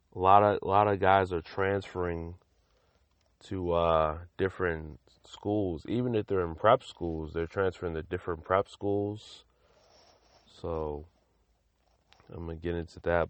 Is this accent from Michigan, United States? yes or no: no; Lynn, Massachusetts, United States; I'm from Lynn, but I'm born and raised in Massachusetts